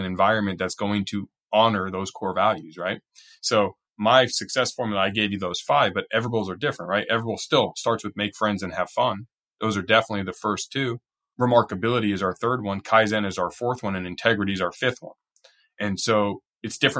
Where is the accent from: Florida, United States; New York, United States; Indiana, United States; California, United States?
California, United States; Southern; I'm from California, Southern California